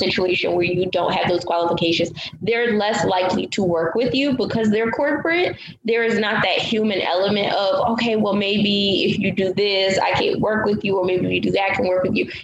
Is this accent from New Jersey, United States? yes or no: yes; East Orange, New Jersey, United States; also born or lived in Newark, New Jersey; now in Florida, United States; So I was born in New Jersey. I lived in Newark I lived in the East Orange area for most of my life.